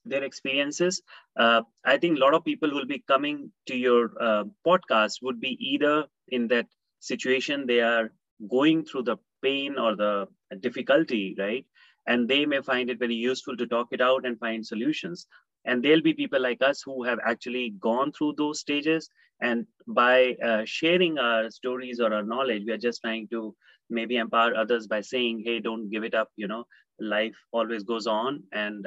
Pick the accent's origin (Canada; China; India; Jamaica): India; Lucknow, Uttar Pradesh; moved away as an adult; also born or lived in London, United Kingdom / Australia; I was raised in India in the city of Lucknow